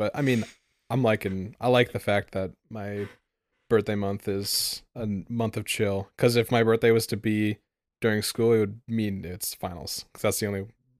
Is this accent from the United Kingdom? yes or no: no; Indonesia; I'm from Indonesia.